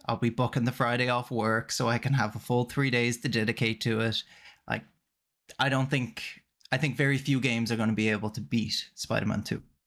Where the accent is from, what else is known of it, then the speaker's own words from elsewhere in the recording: Ireland; now in Canada; I'm Irish, but living in Canada